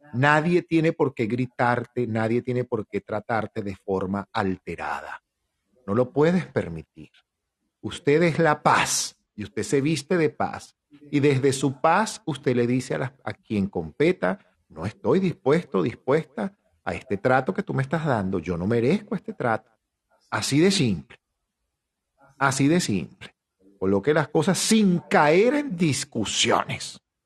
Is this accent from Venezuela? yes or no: yes; Venezuela; nosotros como venezolanos que somos